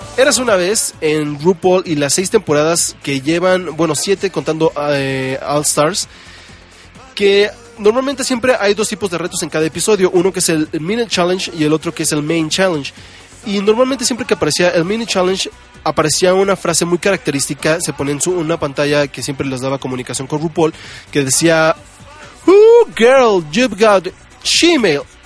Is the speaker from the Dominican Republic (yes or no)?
no; Mexico; todos los que somos mexicanos